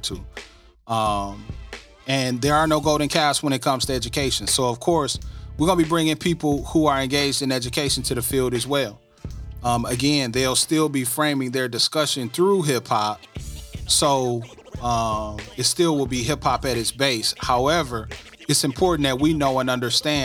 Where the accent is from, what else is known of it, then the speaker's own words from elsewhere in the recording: Flint, Michigan, United States; I'm from Flint, from all over Flint.